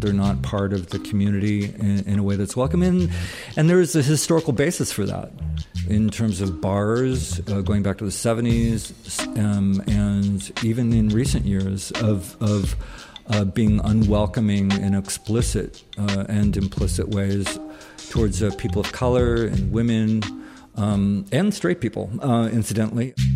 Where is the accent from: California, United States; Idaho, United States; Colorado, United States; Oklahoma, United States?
California, United States; Bay Area; also born or lived in San Francisco; I'm from the Bay Area, uh, and, uh, yet I didn't move here until I was twenty-one